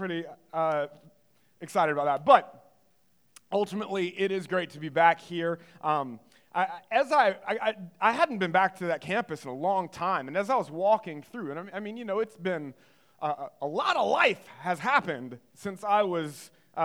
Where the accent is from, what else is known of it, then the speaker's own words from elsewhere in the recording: Greenville, North Carolina, United States; I grew up in Greenville, North Carolina, in the eastern part of the state